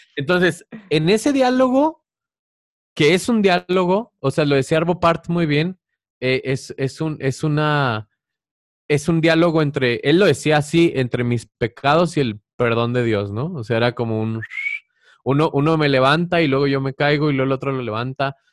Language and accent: Spanish; Chihuahua, Mexico; agarré uno de mi tierra, que es de Chihuahua, que yo bailé ese bailable de niño